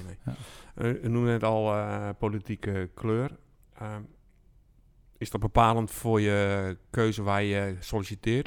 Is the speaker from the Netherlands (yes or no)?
yes; Alblasserwaard, South Holland, Netherlands; ik kom uit de Albasse Waard van oorsprong